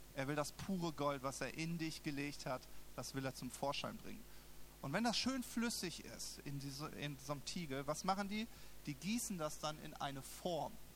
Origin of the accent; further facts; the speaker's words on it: Southern Germany, Germany; moved away as an adult; now in Berlin, Germany; ich wohne in, im Süden Deutschlands